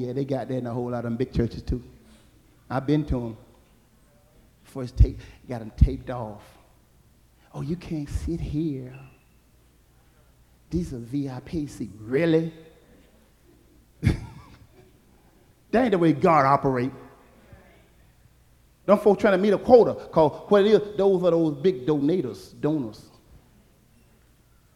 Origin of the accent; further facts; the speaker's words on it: Alabama, United States; when I was growing up in Alabama